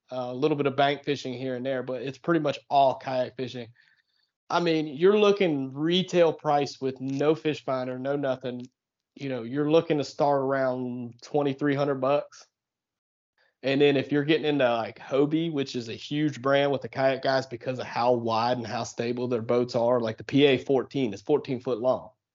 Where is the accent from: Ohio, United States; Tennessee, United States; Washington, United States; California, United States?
Ohio, United States; southeastern; moved away as an adult; also born or lived in the South; I actually grew up in, uh, southeastern Ohio, uh, right on the Ohio River